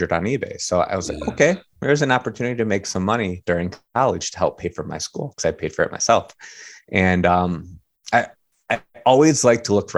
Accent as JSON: {"language": "English", "town": "Chicago", "region": "Illinois", "country": "United States", "tie": "born or raised there", "said": "I grew up on the southwest side of the city"}